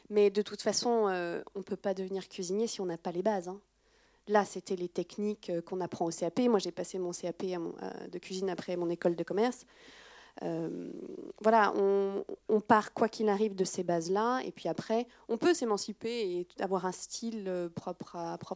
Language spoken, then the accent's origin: French; France; Alors, en tant que Française, peut-être, il hein, faut voir après à l'étranger.